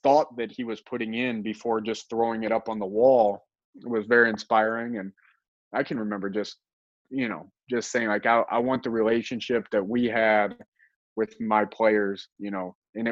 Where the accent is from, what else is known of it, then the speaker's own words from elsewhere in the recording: Indiana, United States; moved away as an adult; now in Ohio, United States; I grew up in Indiana